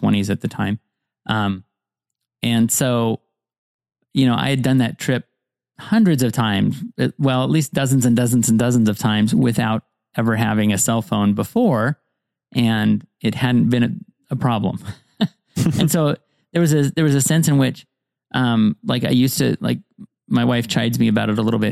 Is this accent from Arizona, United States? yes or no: no; Montana, United States; I grew up in Montana